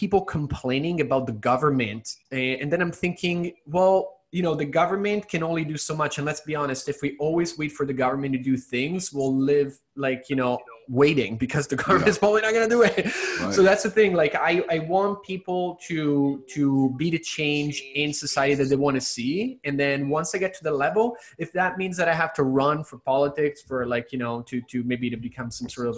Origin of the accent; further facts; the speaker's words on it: Italy; moved away; I was born and raised in Italy, so I do speak Italian